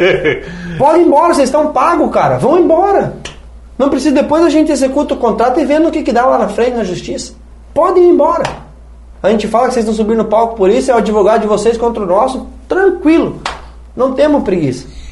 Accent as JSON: {"language": "Portuguese", "town": "Medianeira", "region": "Paraná", "country": "Brazil", "tie": "born or raised there", "also_born_or_lived": "Goiânia", "moved": "as an adult", "said": "Nasci em Medianeira"}